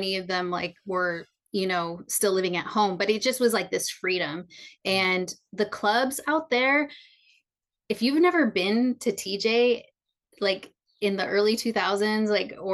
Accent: the Bay Area, California, United States; also born or lived in San Diego; I grew up in the Bay

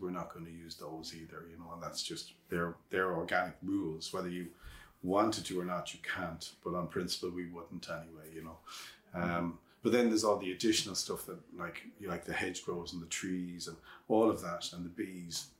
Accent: Ireland

